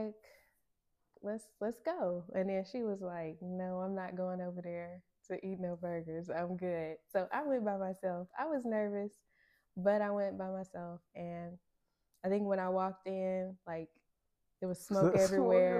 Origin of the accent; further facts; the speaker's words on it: Bearden, Arkansas, United States; I'm from Bearden, and that's like 25, 30 minutes